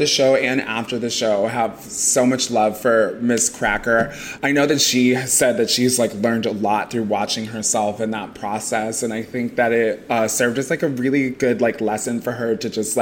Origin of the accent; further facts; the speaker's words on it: Chicago, Illinois, United States; also born or lived in Indiana; I was born in Indiana. My family moved to like the southwest suburbs of Chicago when I was like six